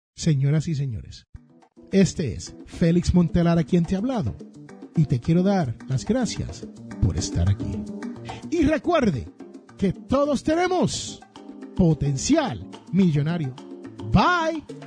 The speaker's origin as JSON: {"language": "Spanish", "town": "San Juan", "country": "Puerto Rico", "tie": "born or raised there", "said": "donde yo me crié en Santurce, Barrio Obrero, en Puerto Rico"}